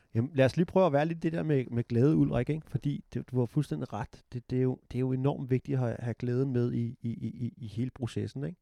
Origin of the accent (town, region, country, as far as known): Denmark; now in United States